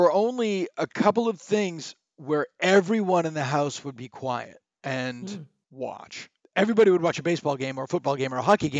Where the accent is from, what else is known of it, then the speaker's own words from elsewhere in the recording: Worcester, Massachusetts, United States; I'm from Worcester, which is the same thing.